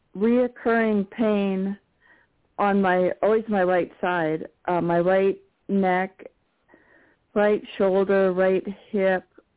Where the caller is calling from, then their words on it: New Mexico, United States; Hi, Kelly. This is … in New Mexico.